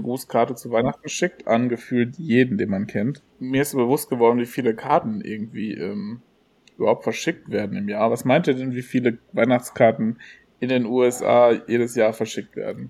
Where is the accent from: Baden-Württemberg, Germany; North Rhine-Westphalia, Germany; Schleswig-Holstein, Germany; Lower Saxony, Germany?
North Rhine-Westphalia, Germany; Gelsenkirchen; bei uns im Ruhrgebiet